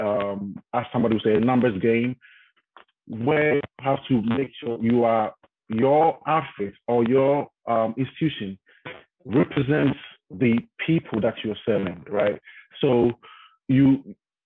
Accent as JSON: {"language": "English", "country": "Ghana", "moved": "as an adult", "lives_now": "United States", "said": "I'm from Ghana, West Africa, right? And when I came to the States, when I relocated to the States, I had to relearn a lot of stuff, right? Because the way I grew up, my background is different"}